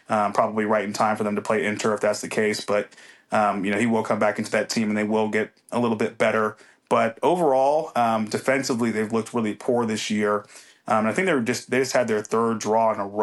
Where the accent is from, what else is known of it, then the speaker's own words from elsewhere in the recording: United States; I am still American